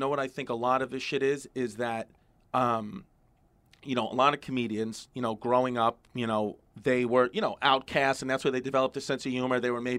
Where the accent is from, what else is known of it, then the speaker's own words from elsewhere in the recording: New York City, New York, United States; I'm from Brooklyn.